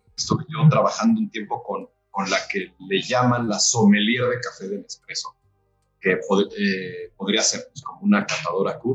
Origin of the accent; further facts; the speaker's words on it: Mexico City, Mexico; also born or lived in Valle de Bravo / Metepec / Los Cabos; nací en la Ciudad de México, en la hermosa zona de Coyoacán. Eh, viví casi toda mi infancia y mi juventud temprana en Coyoacán.